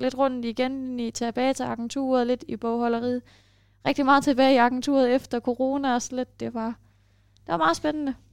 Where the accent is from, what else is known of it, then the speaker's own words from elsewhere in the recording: Denmark; accent: Danish; jeg snakkede med dansk accent